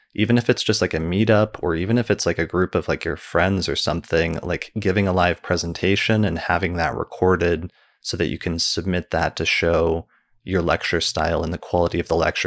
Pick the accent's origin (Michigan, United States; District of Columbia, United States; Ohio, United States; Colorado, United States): Colorado, United States; Denver; my hometown in Denver